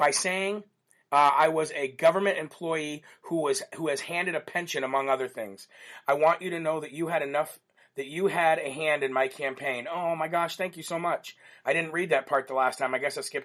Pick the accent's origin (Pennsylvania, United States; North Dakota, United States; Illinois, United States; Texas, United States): Illinois, United States; also born or lived in Rockford, Illinois; I'm from Illinois, and that was a shout-out to Rockford, where I actually used to live too